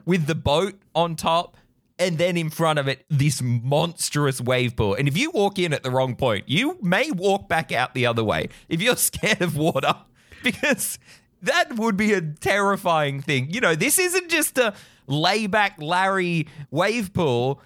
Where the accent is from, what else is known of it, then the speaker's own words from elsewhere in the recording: Australia; As an Aussie who grew up with the beach